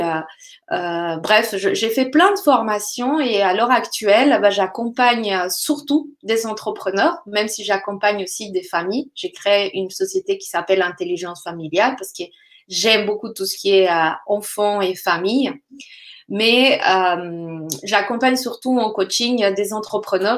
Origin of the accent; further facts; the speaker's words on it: Colombia; moved away; je viens de la Colombie